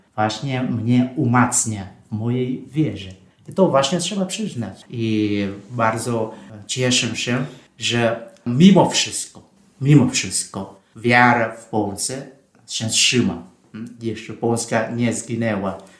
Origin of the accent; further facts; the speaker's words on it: Vietnam; Polish is a second language; moved away as an adult; also born or lived in Russia / Poland; now in Rome, Italy; Ja jestem franciszkaninem e, z Wietnamu